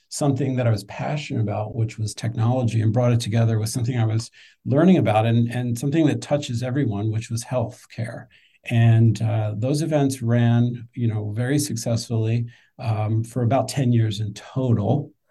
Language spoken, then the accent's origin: English; just outside of Philadelphia, Pennsylvania, United States; moved away as an adult; also born or lived in New York City; now in Washington, D.C., United States; I'm an East Coast guy. So I grew up just outside of Philadelphia. Um, lived in, I live in DC now. I spent half my time in New York. Um, I got to DC through school. I went to uh, George Washington University